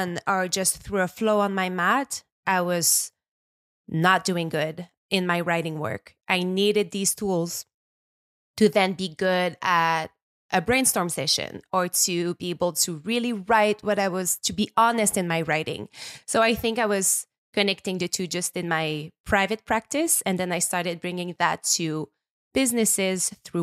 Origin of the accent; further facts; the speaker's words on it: small town in Quebec, Canada; accent: French Canadian; English is a second language; also born or lived in Montreal; now in Quebec, Canada; I'm a French Canadian. I was based in Montreal for the past 15 years, but I just bought a house up north. I am from nature. I'm from a very small town in Quebec. I grew up by the water